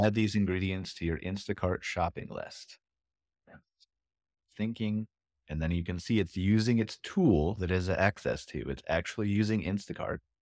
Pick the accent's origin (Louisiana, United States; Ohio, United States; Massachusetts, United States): Ohio, United States; I'm from Ohio